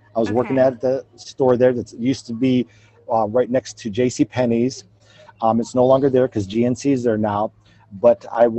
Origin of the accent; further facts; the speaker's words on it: McDonald, Ohio, United States; moved away as an adult; also born or lived in Myrtle Beach, South Carolina / Augusta, Georgia / Guam / Illinois; I was born and raised in the Mahoning Valley. I attended McDonald High School. I graduated in 1981